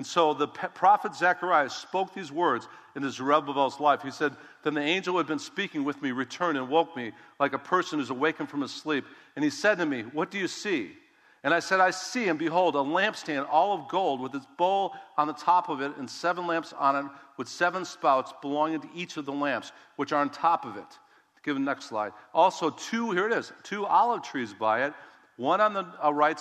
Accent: United States; I'm an American. Come on, I'm a Christian.

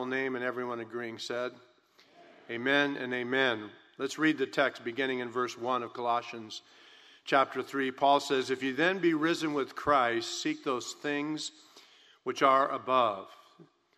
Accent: California, United States; I'm born and raised in California

